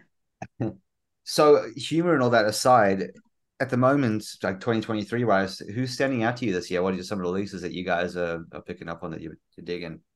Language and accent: English; South Africa; moved away; I'm originally South African.